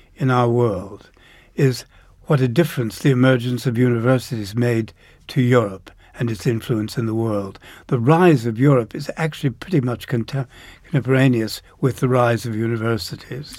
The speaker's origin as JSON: {"language": "English", "town": "Downers Grove", "region": "Illinois", "country": "United States", "tie": "born or raised there", "also_born_or_lived": "Chicago", "said": "just outside Chicago in, in a suburb called Downers Grove."}